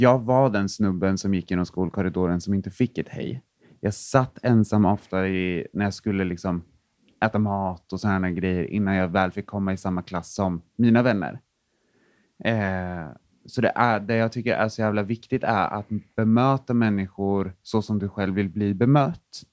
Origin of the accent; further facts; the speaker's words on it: Linköping, Östergötland, Sweden; jag kommer från en mindre stad som heter Linköping